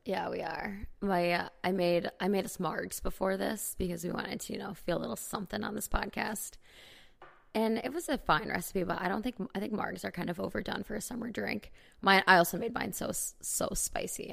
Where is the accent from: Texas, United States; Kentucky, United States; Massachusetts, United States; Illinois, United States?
Illinois, United States; Chicago; accent: Chicago; now in Los Angeles, United States; my Chicago accent